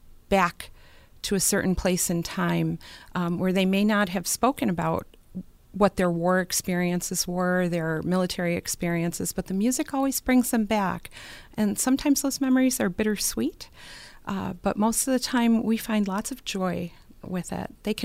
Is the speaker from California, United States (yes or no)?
no; Buffalo, New York, United States; Born and raised in Buffalo, in the Buffalo area